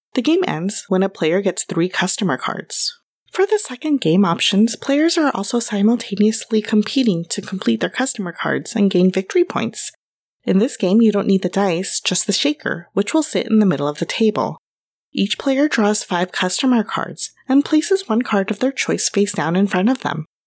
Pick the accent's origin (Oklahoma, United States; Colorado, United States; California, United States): California, United States; Los Angeles; Growing up in Los Angeles